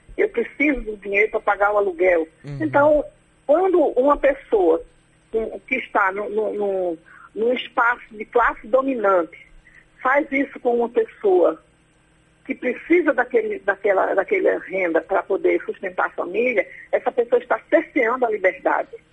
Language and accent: Portuguese; Pernambuco, Brazil; eu sou de Pernambuco